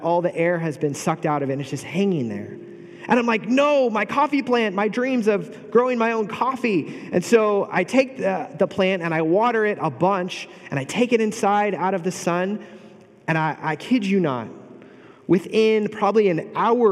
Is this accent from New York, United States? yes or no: no; Bay Area, California, United States; moved away as an adult; now in Pomona, United States; I grew up in the Bay Area.